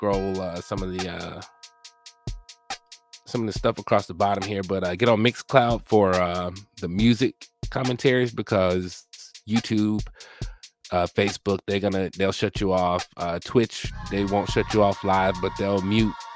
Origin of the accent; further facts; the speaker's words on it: Mobile, Alabama, United States; also born or lived in Biloxi, Mississippi; I was born on Keesler Air Force Base in Biloxi, Mississippi, raised by my parents who are from rural Alabama. I was raised in Mobile, Alabama